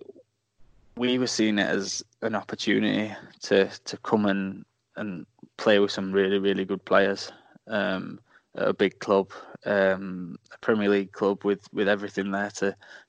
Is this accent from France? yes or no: no; Doncaster, Yorkshire and the Humber, United Kingdom; I'm like, "Well, I'm from Doncaster," like.